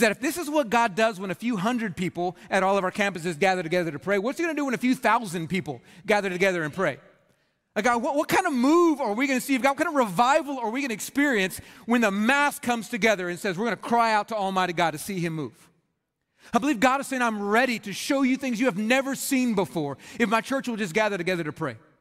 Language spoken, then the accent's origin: English; Red Oak, Texas, United States; I grew up in Red Oak, Texas